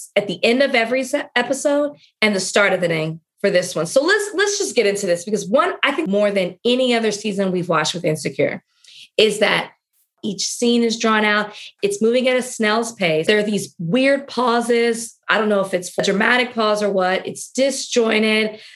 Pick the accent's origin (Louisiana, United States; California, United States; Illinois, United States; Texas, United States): Texas, United States; I'm from Texas